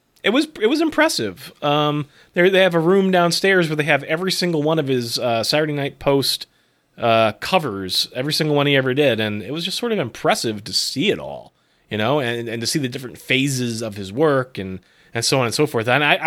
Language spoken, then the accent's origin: English; West Springfield, Massachusetts, United States; You may have passed my hometown on the Mass Pike on the way there. West Springfield, exit 4.